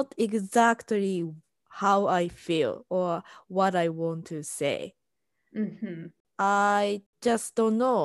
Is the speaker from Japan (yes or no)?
yes; Japan; first language Japanese; English is a second language; now in United States; I'm Japanese and I'm living in US